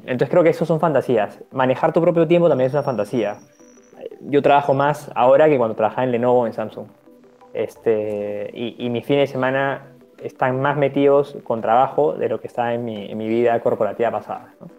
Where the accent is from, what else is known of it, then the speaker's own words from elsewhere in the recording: Peru; en mi país